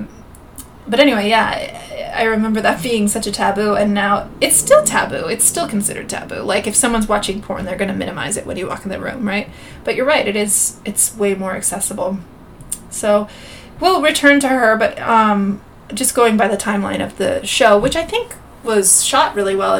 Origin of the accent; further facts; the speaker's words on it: Gilroy, California, United States; Growing up in Gilroy, California, it's a bedroom community